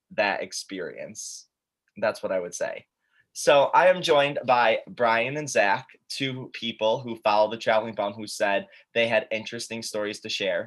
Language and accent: English; Syracuse, New York, United States; I'm from Syracuse, New York